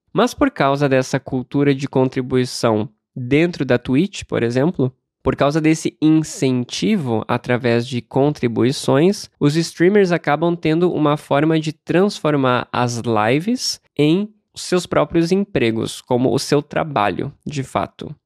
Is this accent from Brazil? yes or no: yes; Brazil; como brasileiro que nasceu e cresceu sem o hábito de dar a gorjeta